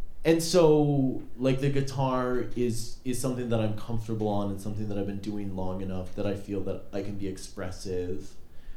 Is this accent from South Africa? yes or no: no; Duluth, Minnesota, United States; I grew up in Duluth, and the musicians that I would see in Duluth